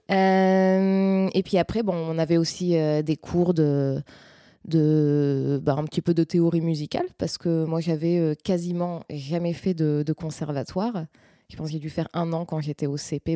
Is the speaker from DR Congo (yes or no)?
no; north of France, France; je suis originaire du nord de la France